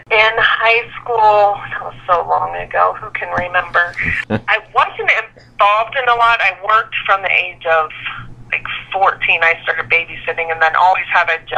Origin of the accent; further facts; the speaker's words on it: Lancaster, Ohio, United States; I grew up in Lancaster, Ohio, which is a small town southeast of Columbus